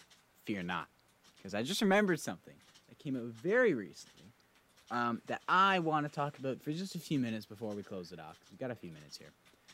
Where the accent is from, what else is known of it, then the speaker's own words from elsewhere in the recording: Canada; It's a great time up here, I promise you.